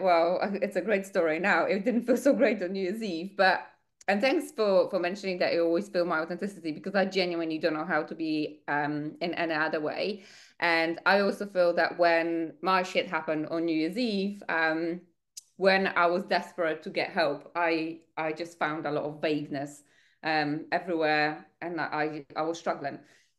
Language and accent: English; Poland; English is a second language; now in United Kingdom; I moved to the UK from Poland. I didn't speak a word of English. I didn't know anyone.